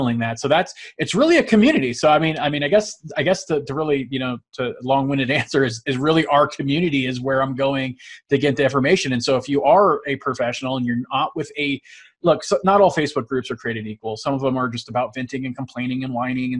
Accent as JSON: {"language": "English", "area": "San Francisco Bay Area", "region": "California", "country": "United States", "tie": "born or raised there", "moved": "as an adult", "lives_now": "Utah, United States"}